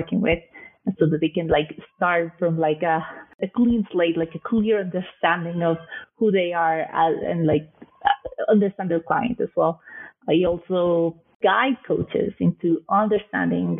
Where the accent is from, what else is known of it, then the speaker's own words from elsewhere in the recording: Colombia; also born or lived in Canada / New York City, United States; now in London, United Kingdom; I am originally from Colombia